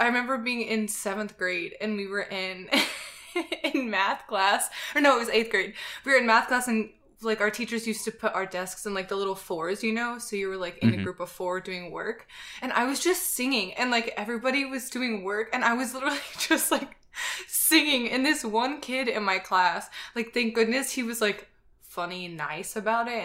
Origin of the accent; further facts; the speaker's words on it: Atlanta, Georgia, United States; moved away; I'm from Atlanta